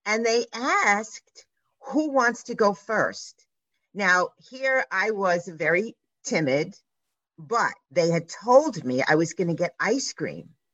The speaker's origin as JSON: {"language": "English", "town": "New York City", "region": "New York", "country": "United States", "tie": "born or raised there", "said": "I grew up on the Lower East Side in New York City"}